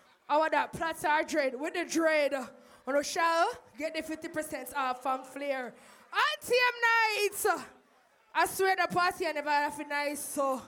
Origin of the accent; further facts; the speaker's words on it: Jamaica; We're all Jamaican in here.